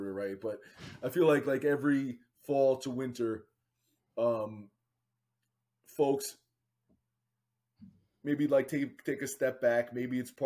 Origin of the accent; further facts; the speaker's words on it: Northeast Pennsylvania, United States; now in New Jersey, United States; I grew up in Northeast Pennsylvania